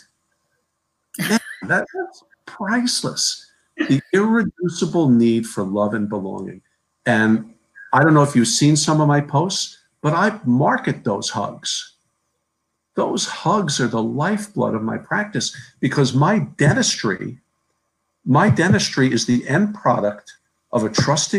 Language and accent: English; New Jersey, United States; I'm from New Jersey